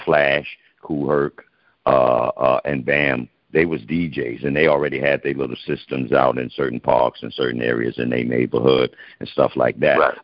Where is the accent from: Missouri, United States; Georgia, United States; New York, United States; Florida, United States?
New York, United States; New York City; I was born in the Bronx, which we call the Boogie Down Bronx, where the hip hop started